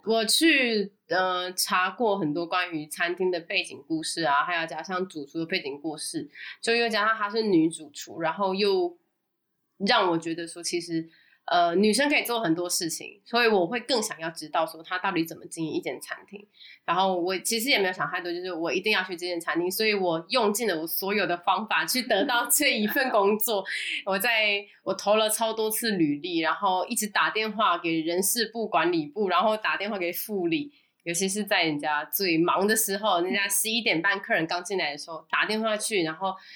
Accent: Taiwan; moved away as an adult; now in Singapore; 我是台湾人，真正的呢，正港台湾人

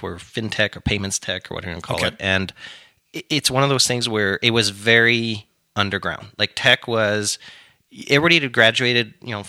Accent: Canada; Don't take that what everything that is amazing about being a Canadian.

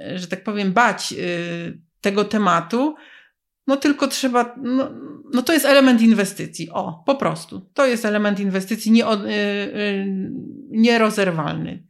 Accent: Poznań, Greater Poland, Poland; my jesteśmy z Poznania

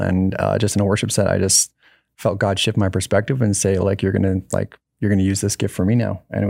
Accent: Penticton, British Columbia, Canada; a city that I grew up in Penticton, BC

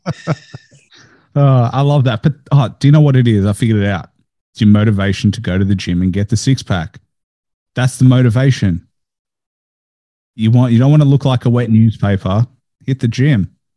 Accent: Melbourne, Victoria, Australia; I was born in Australia. I'm first generation

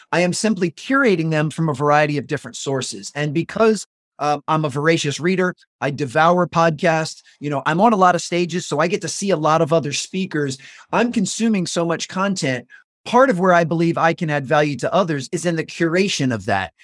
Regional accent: just north of Washington, D.C., a suburb in Maryland, United States; also born or lived in North Carolina; I moved from North Carolina back to my hometown a suburb in Maryland, uh, just north of Washington, D.C.

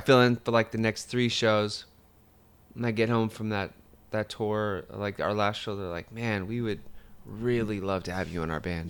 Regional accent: Fontana, California, United States; all my friends were Hispanic. that I grew up with in Fontana

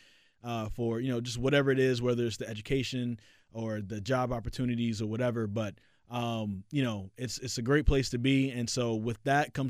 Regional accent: North Carolina, United States; North Carolina.

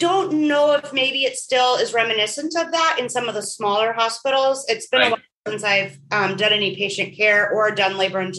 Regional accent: Port Angeles, Washington, United States; So I'm originally from Washington State. Grew up in Washington, in the very northwest corner in a little town called Port Angeles.

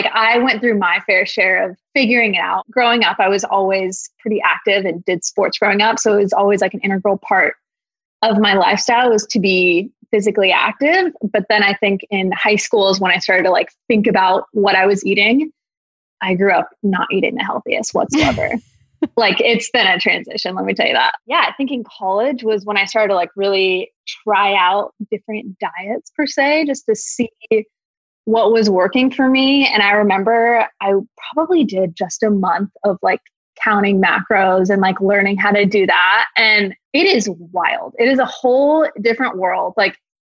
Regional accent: Washington, United States; also born or lived in Oregon; I'm from Washington

